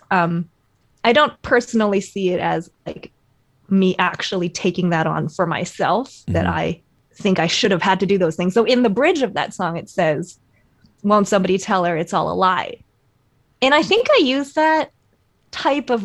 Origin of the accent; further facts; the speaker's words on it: Canada; I am Chinese Canadian. I was born here.